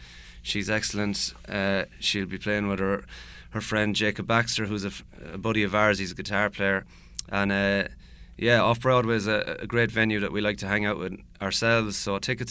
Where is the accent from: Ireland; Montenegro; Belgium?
Ireland; moved away as an adult; now in St. Louis, United States; we take it for granted being Irish and all these people are so interested in our little country and our culture and music.